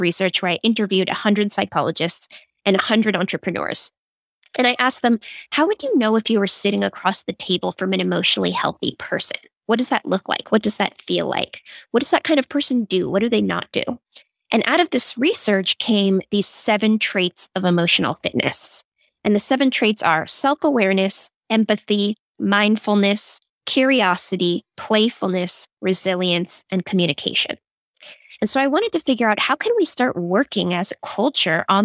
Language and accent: English; Silicon Valley, California, United States; I grew up in Silicon Valley